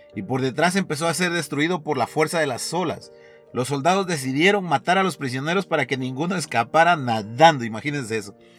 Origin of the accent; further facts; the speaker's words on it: Guatemala; como guatemaltecos